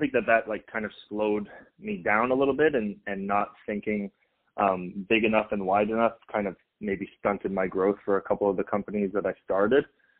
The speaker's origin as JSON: {"language": "English", "country": "Canada", "moved": "yes", "lives_now": "United States", "said": "we came from Canada in 2000. So my dad kind of had to hold a job in order for us to get citizenship here."}